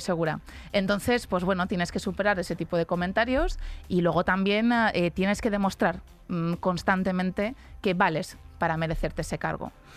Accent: a town in Alicante province, Valencian Community, Spain; yo que soy de Alicante, de un pueblo de Alicante

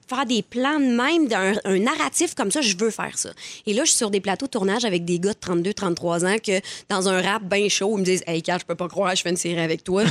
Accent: L'Assomption, Quebec, Canada; je viens de l'Assomption

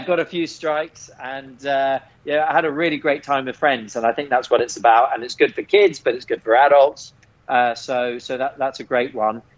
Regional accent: England, United Kingdom; growing up in England

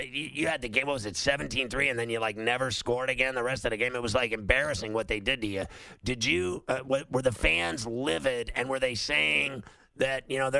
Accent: Kansas City, Missouri, United States; moved away; I was born there in St. Luke's Hospital

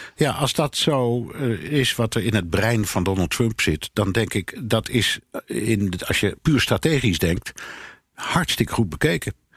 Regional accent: Netherlands; als Nederlander

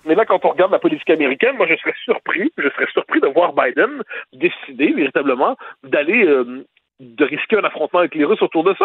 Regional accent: Quebec, Canada; quand on est québécois

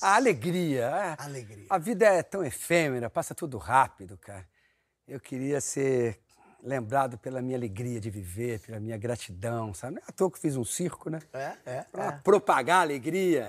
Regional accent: São Paulo, Brazil; eu morava em São Paulo, na Videiraí. Eu nasci na rua Casa do Ator. Ah! E, mas eu, depois, logo na primeira infância, eu fui morar no, no aeroporto, na Avenida Iraí

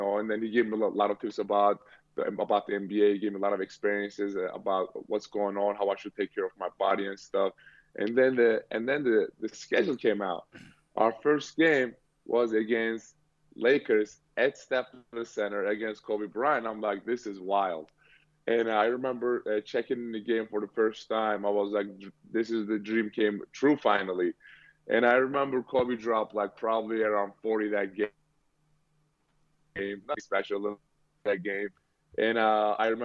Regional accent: Turkey; now in Boston, United States; I grew up in Turkey

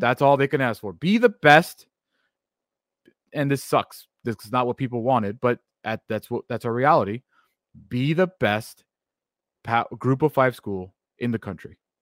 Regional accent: Oxnard, California, United States; my hometown of Oxnard, California

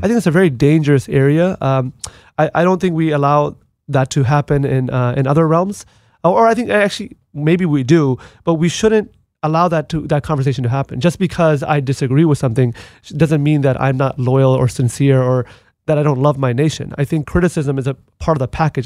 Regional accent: United States; as an American, as a United States Marine veteran

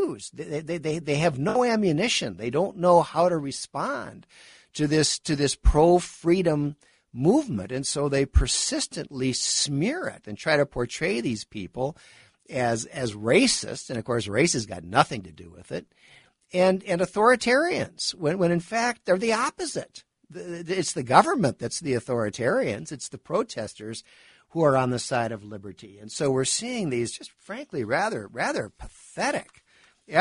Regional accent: Minneapolis, Minnesota, United States; I come from Minneapolis

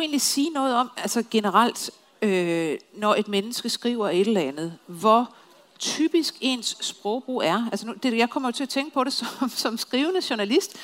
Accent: Copenhagen, Capital Region of Denmark, Denmark; som københavner

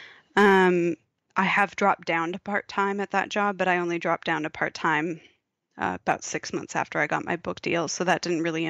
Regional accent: United States; moved away as an adult; now in Australia; If you can't tell from my accent, people, that's where I'm from

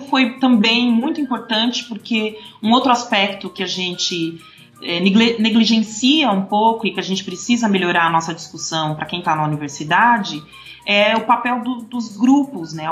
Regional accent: São Paulo, Brazil; Eu sou de São Paulo e vim da periferia da Zona Leste de São Paulo, fiz toda a minha trajetória escolar em, em escolas públicas

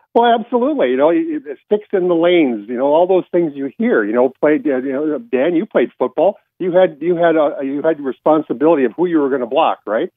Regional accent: Canada; I'm still a Canadian, so of course you have to celebrate Boxing Day

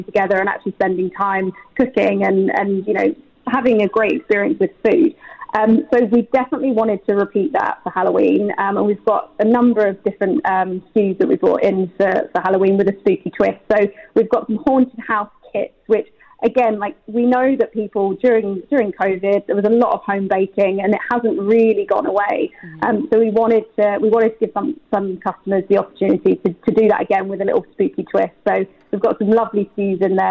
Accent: United Kingdom; now in United Arab Emirates; I think I'm a British chocolate girl at heart, just because of my where I grew up.

